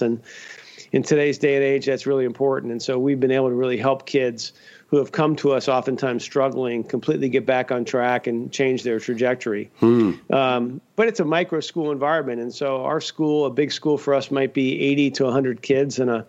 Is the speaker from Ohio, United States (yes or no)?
yes; Cincinnati, Ohio, United States; now in Grand Rapids, United States; I grew up in Cincinnati, Ohio